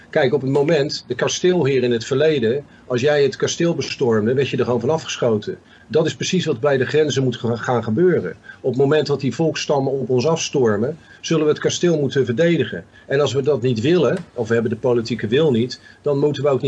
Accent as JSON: {"language": "Dutch", "town": "Rotterdam", "region": "South Holland", "country": "Netherlands", "tie": "born or raised there", "said": "ik kom uit Rotterdam. Ik ben daar opgegroeid."}